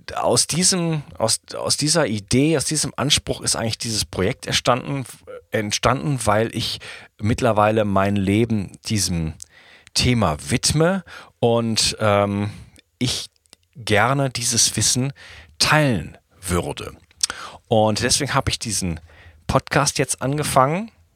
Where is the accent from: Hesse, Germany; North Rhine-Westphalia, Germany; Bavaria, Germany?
North Rhine-Westphalia, Germany; Wuppertal; moved away as an adult; also born or lived in Spain; now in France; ich komme aus Deutschland, Wuppertal, bin ich geboren und wohne aber seit geschätzt 15 Jahren nicht mehr in Deutschland